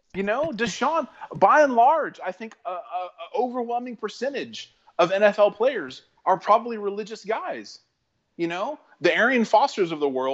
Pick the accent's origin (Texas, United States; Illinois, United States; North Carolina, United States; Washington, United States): Texas, United States; Houston; it's my town. This is where I'm from.